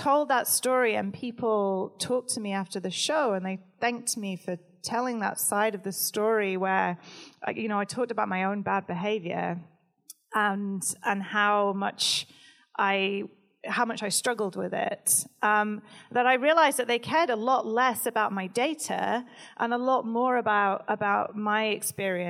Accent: United Kingdom; I'm British

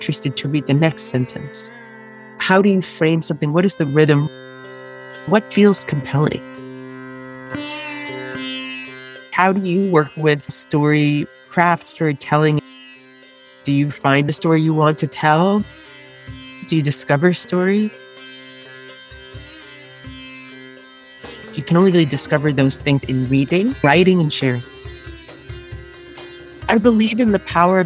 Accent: New York, United States; I was born in New York, in Staten Island.

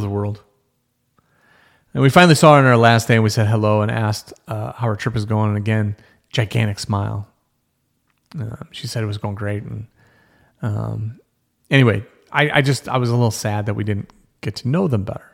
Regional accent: United States

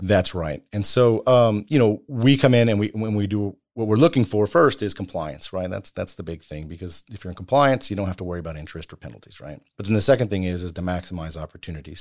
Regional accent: Bastrop, Texas, United States; I, I grew up in, uh, Bastrop, Texas

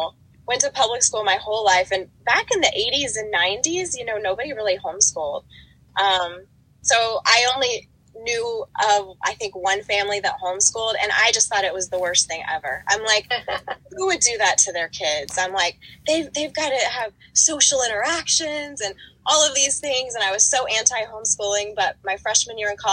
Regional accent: West Virginia, United States; moved away as an adult; now in Miami, United States; I grew up in West Virginia.

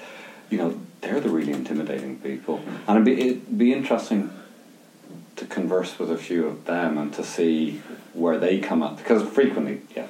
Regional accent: Limerick, Munster, Ireland; moved away as an adult; now in Glasgow, United Kingdom; And we grew up about 10 miles outside Limerick City in a small village, which at that time was still a village which was disconnected from the city. So it was a rural upbringing.

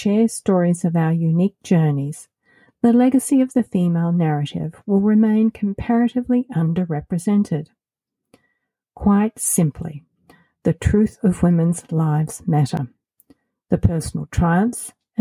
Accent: Australia; moved away as an adult; also born or lived in United States / Colorado; now in Portugal; As you might have noticed by my accent, I'm originally from Australia

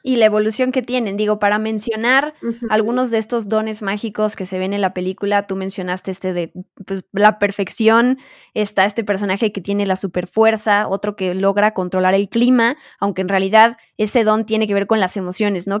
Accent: Mexico

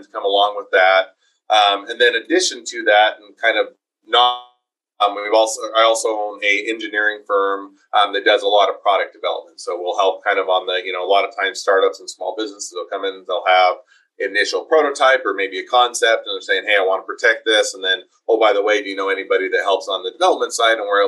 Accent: Utah, United States; also born or lived in Taiwan / Cleveland, Ohio / Ogden, Utah; I was originally from Utah. I'm back in Utah most of my life, with the exception of lived in Taiwan for a couple of years and went to school in Cleveland for graduate school

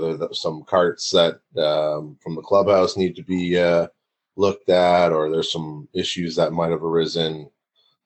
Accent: Oakville, Ontario, Canada; my hometown of Oakville

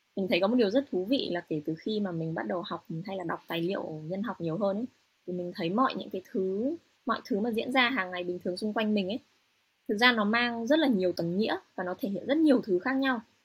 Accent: Hanoi, Vietnam; moved away as an adult; also born or lived in United States / Europe; now in Japan; mình là người Kinh ở Việt Nam mà lại còn sinh sống ở Hà Nội

